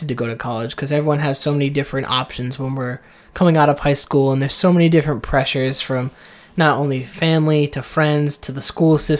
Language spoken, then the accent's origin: English; Seekonk, Massachusetts, United States; moved away as an adult; also born or lived in Texas / Georgia; I have this somewhat attachment to this town of Seekonk